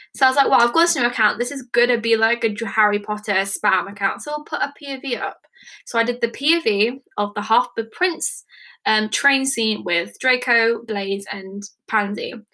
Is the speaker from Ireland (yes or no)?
no; England, United Kingdom; I am from England, United Kingdom